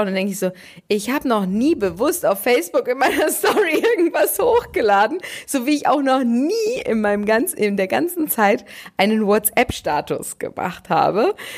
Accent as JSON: {"language": "German", "area": "Ruhr area", "region": "North Rhine-Westphalia", "country": "Germany", "said": "bei uns im Ruhrgebiet"}